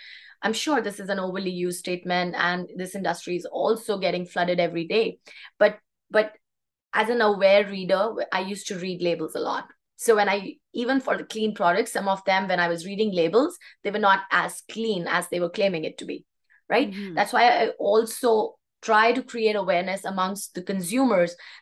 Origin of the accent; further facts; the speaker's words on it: India; moved away as an adult; now in Canada; Because I was raised in India, I grew up in India with holistic and natural values instilled in me